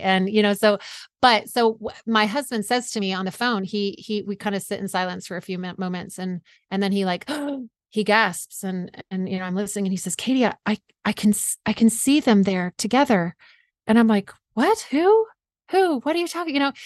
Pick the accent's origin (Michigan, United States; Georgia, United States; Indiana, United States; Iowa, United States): Georgia, United States; South; moved away as an adult; also born or lived in Vermont / New York State / Washington State; now in Seattle area, United States; I grew up in South Georgia